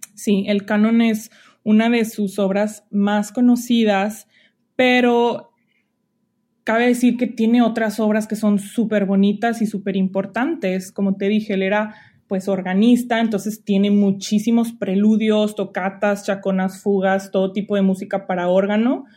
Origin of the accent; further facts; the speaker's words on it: Monterrey, Nuevo León, Mexico; moved away as an adult; also born or lived in Allende, Nuevo León / Lyon, France / Geneva, Switzerland; now in Walla Walla, United States; soy de Monterrey, eh, pero pues tengo un link muy fuerte con Allende, Montemorelos, eh, que es donde empecé a estudiar música